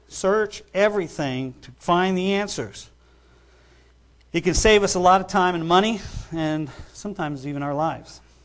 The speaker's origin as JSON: {"language": "English", "region": "New York", "country": "United States", "tie": "born or raised there", "said": "I grew up in New York"}